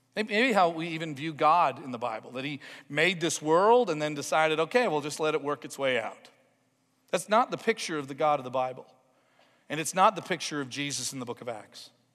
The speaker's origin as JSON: {"language": "English", "town": "Toronto", "region": "Ontario", "country": "Canada", "tie": "born or raised there", "said": "a growing up in Toronto, Ontario experience where I just went to church with my mom and dad for about eighteen years"}